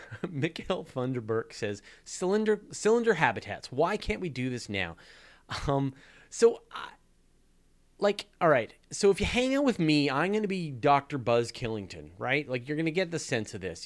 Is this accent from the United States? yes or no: no; Canada; accent: Canadian; my outrageous Canadian accent